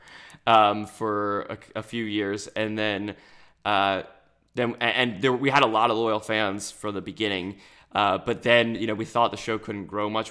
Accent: New Jersey, United States; we're from South Jersey, and we root for all the Philadelphia teams

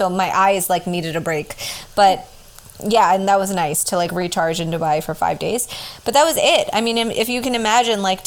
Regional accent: United States; as an American

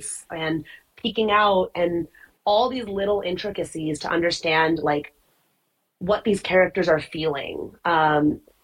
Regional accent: United States; I'm Indian, but I was born in the U.S. My mom was born in the U.S.

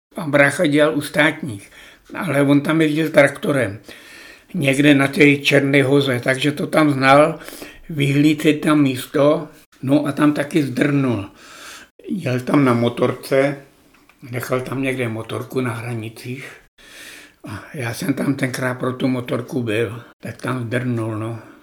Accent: Plzeň Region, Czechia; born or raised there; also born or lived in Obernkirchen, near Hanover, Germany

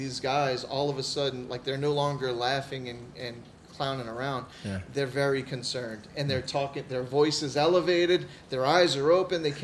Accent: United States; I'm American

